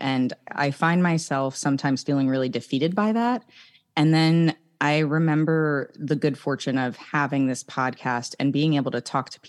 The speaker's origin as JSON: {"language": "English", "region": "Northeast", "country": "United States", "tie": "born or raised there", "moved": "yes", "said": "who am I now that I've left really all the people and places that I know growing up on the East Coast in the Northeast."}